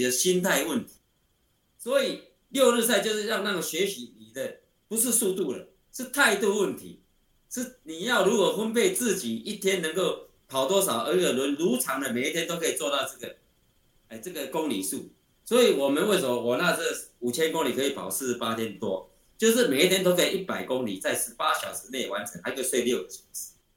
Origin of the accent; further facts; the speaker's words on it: Taiwan; 我们台湾人